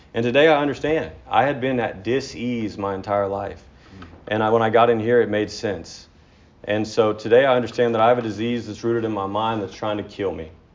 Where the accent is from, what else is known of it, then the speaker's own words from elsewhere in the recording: near Dallas, Texas, United States; I was born in Texas, uh, near outside of Dallas